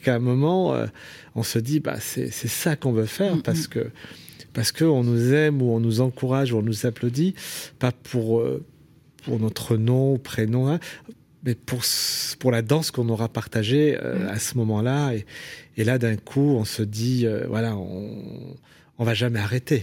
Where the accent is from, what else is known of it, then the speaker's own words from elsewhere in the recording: Saint-Priest, Auvergne-Rhône-Alpes, France; also born or lived in Lyon; J'ai grandi dans l'Est lyonnais, à, Saint-Priest.